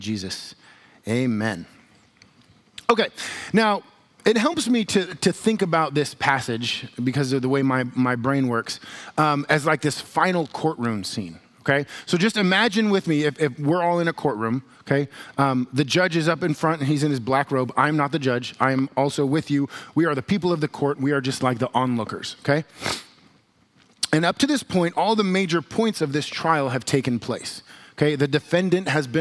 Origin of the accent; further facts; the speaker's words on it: United States; we as American Christians